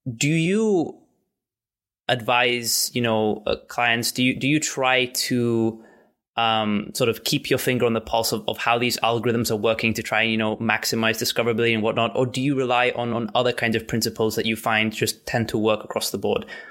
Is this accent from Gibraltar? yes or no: yes; Gibraltar; I'm from Gibraltar